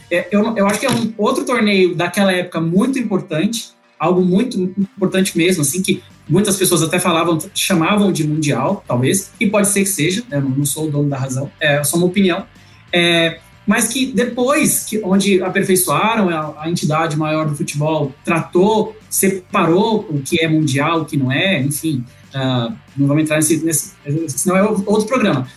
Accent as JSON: {"language": "Portuguese", "country": "Brazil", "said": "como brasileiro que sou, enfim, sul-americano"}